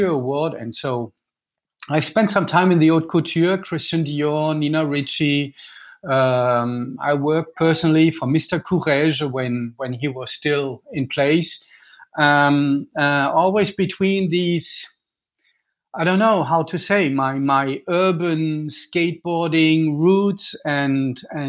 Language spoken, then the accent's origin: English; Düsseldorf, North Rhine-Westphalia, Germany; I'm Franco-German. I'm born in Düsseldorf.